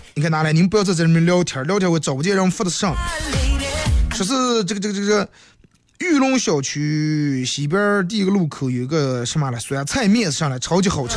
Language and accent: Chinese; Bayannur, Inner Mongolia, China; 身为一个地道的把门人